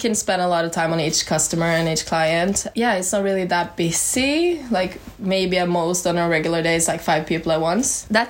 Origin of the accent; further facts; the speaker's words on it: Norway; moved away as an adult; as you've heard four times already. I'm from Norway, actually. I'm an exchange student